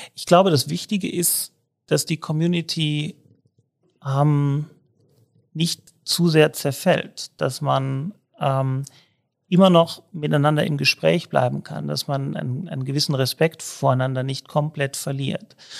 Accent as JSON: {"language": "German", "town": "Cologne", "region": "North Rhine-Westphalia", "country": "Germany", "tie": "born or raised there", "moved": "as an adult", "lives_now": "Innsbruck, Austria", "said": "Ich selber bin viel in Köln aufgewachsen, aber auch lange in Köln gelebt"}